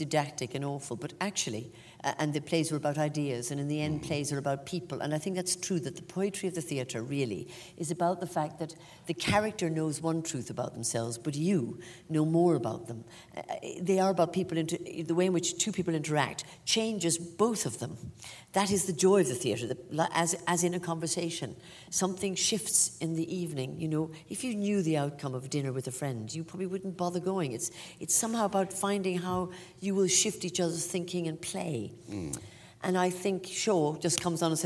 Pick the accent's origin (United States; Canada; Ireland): Ireland; accent: Irish; moved away as an adult; now in England; my accent as being very Irish, but I don't experience it as